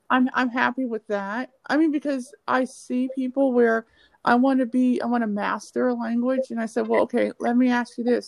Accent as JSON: {"language": "English", "country": "United States", "said": "we're African American"}